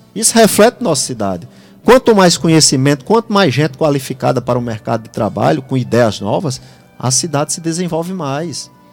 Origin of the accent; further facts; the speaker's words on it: Jardim do Seridó, Rio Grande do Norte, Brazil; eu vejo minha terra